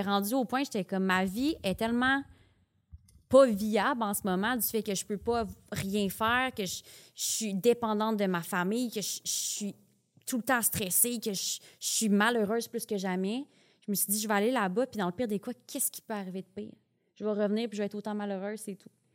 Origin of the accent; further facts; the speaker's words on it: Sherbrooke, Quebec, Canada; moved away as an adult; now in Montreal, Canada; Je viens de Sherbrooke.